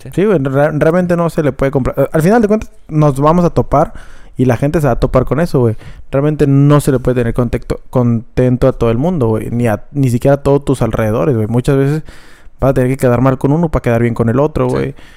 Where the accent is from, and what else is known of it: Mexico